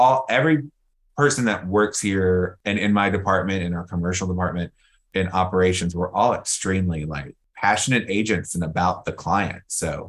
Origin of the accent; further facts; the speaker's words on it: New York, United States; now in Atlanta, US/also=Los Angeles; because we come from New York and have experience in LA.